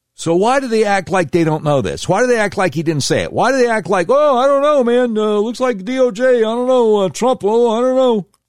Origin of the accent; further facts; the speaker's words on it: Charlotte, North Carolina, United States; my hometown of Charlotte, North Carolina